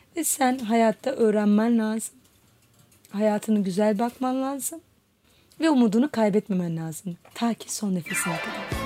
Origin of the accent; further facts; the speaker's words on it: Istanbul, Turkey; 1981 yılında İstanbul'da doğdum.